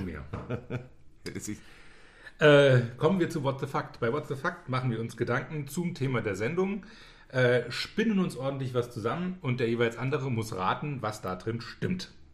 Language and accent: German; Germany; als Deutscher